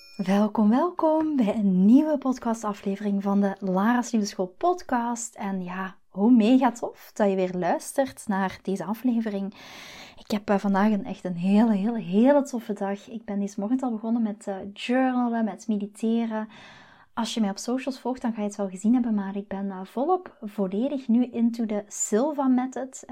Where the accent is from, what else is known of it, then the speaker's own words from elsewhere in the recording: Belgium; moved away as an adult; now in Netherlands; ik ben Belg. Maar de liefde, dus mijn man Chris, heeft mij naar Nederland gebracht.